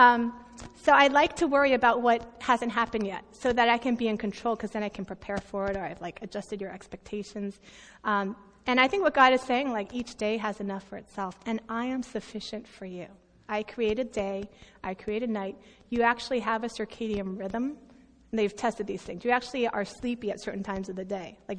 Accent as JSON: {"language": "English", "country": "United States", "said": "I'm American"}